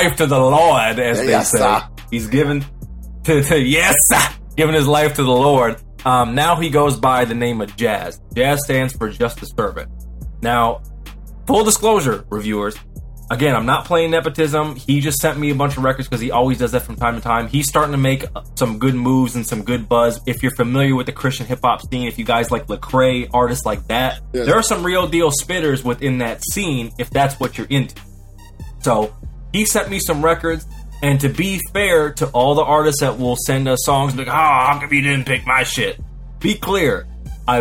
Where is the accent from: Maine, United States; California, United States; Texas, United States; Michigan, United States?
Michigan, United States; Muskegon; I'm from Muskegon, Michigan. That's 231. They call it the Ski